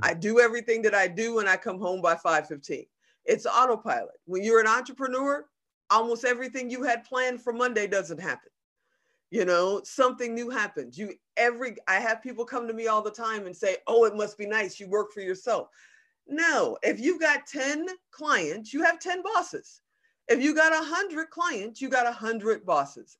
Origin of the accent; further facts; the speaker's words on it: Chicago, Illinois, United States; also born or lived in Gary, Indiana / Hong Kong; I was born in Gary, Indiana, but I was raised on the south side of Chicago